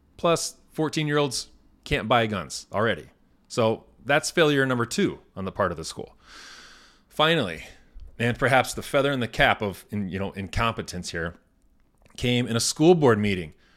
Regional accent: Indiana, United States; born or raised there

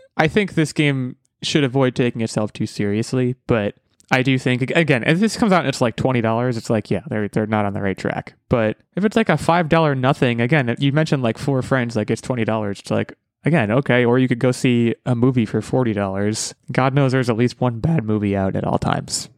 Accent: United States; I'm an American

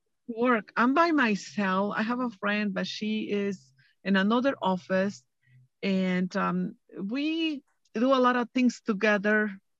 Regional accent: Mexico; English is a second language; moved away as an adult; now in Huntington Beach, United States; I am from Mexico. I was born in Mexico.

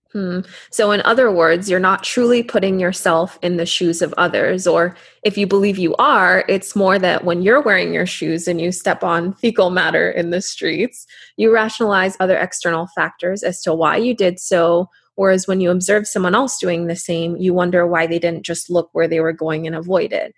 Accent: Canada; growing up in Canada, our parents would constantly remind us

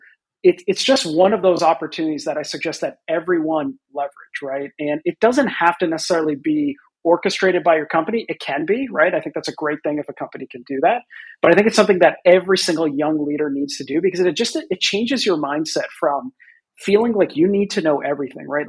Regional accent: Boston, Massachusetts, United States; I grew up in the Boston area

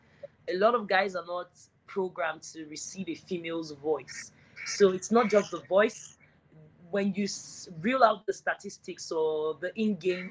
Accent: Warri, Delta, Nigeria; I come from the South-South, and the South-South in Nigeria is Delta Wari

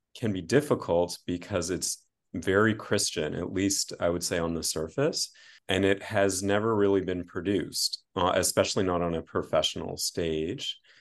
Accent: Canada; as a Canadian

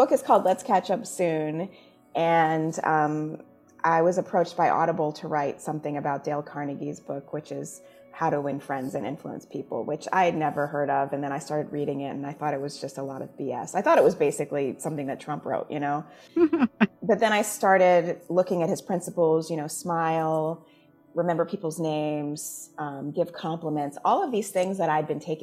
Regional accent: Jamaica; now in United States; I am Jamaican. When I go home, my family's Jamaican, you know, like everyone speaks in Patois, like that is the culture that I grew up

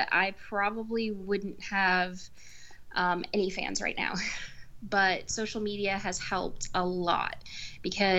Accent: San Antonio, Texas, United States; also born or lived in Wisconsin / Panama; I've pretty much lived in San Antonio most of my life. There's only been about 1 year that I was up in Wisconsin, and a couple months when I was a baby that I was in Panama

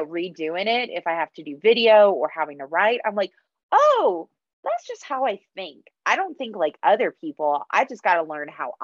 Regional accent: United States; first language English; I'm born in the States. You know, I've grown up here. English is my only language

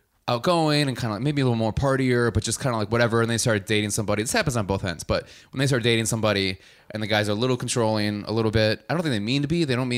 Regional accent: Madison, Wisconsin, United States; born there; You're from Madison. My family's from Madison. I was born in Madison.

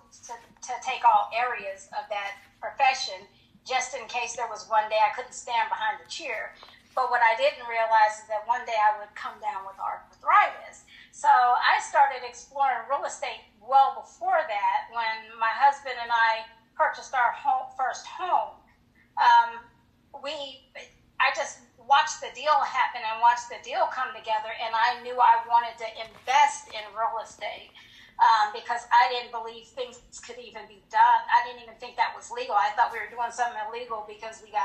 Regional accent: Colorado Springs, Colorado, United States; moved away as an adult; also born or lived in Hinesville, Georgia

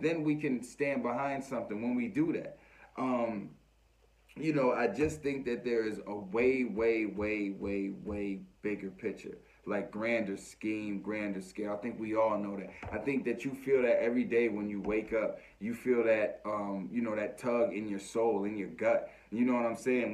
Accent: United States; as American people

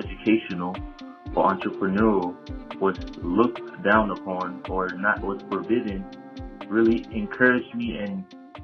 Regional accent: Cameroon; moved away; Growing up in Africa, Cameroon

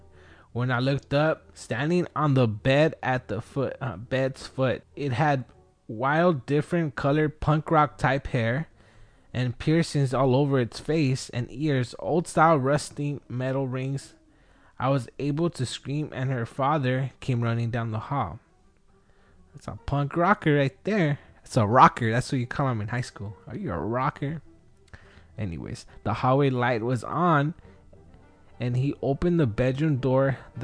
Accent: Wilmington, United States; now in San Diego County, United States; I grew up in Wilmington. I lived entire life there, and now I live in San Diego County for the past 13 years.

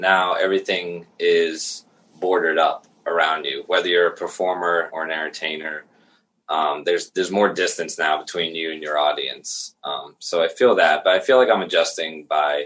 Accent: Crabtree, Pennsylvania, United States; I grew up in Crabtree, which is kind of like the backwoods of Latrobe

